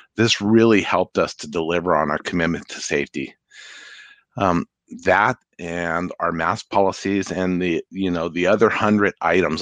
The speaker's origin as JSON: {"language": "English", "town": "Santa Fe", "region": "New Mexico", "country": "United States", "tie": "born or raised there", "moved": "as an adult", "lives_now": "Seattle, United States", "said": "I grew up in Santa Fe"}